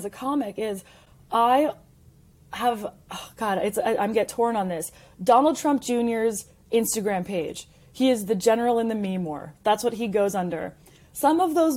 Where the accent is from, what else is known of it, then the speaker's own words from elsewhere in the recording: Canada; now in United States; I am Canadian. I'm a proud American immigrant who did it the right way